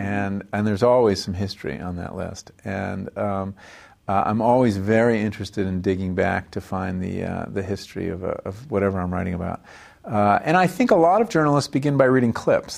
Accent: Woodbury, New York, United States; also born or lived in Hempstead, New York / Farmingdale, New York; I was born on Long Island, uh, in the town of Hempstead, and grew up first five years in Farmingdale on the South Shore, and then in, uh, a town called Woodbury on the North Shore

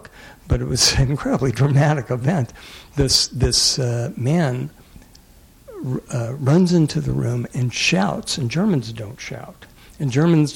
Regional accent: the South, United States; moved away; I grew up in the South

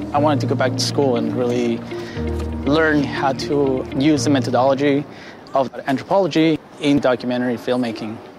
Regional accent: Ciudad Juárez, Chihuahua, Mexico; now in United States; I grew up in Ciudad Juarez in Mexico

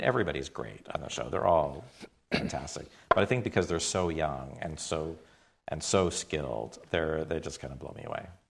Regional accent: Toronto, Ontario, Canada; I grew up in Toronto

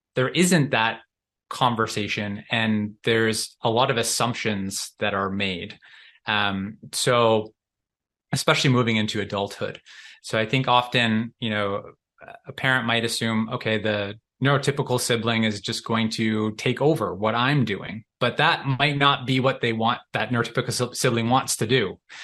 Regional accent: Canada; I'm from Canada

